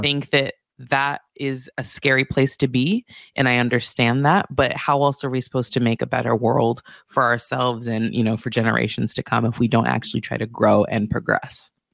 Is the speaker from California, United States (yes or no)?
yes; Santa Barbara, California, United States; also born or lived in Beverly Hills; I grew up in Santa Barbara